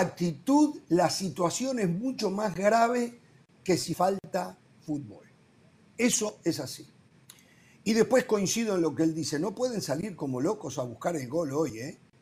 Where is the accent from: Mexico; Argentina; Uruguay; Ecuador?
Uruguay; moved away; soy uruguayo